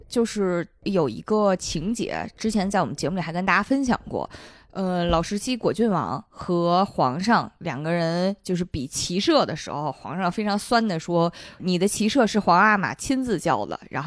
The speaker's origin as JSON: {"language": "Chinese", "country": "China", "said": "这按我们中国人的说法，汤若望算两姓家奴了"}